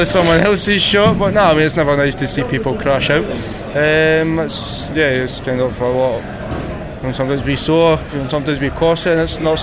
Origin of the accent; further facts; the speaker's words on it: Scotland, United Kingdom; I'm Scottish